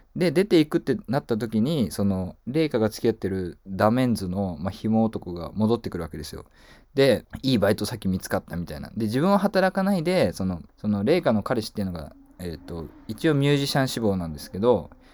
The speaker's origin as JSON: {"language": "Japanese", "town": "Kobe", "region": "Hyogo", "country": "Japan", "tie": "born or raised there", "said": "僕はあの神戸出身なんですけども"}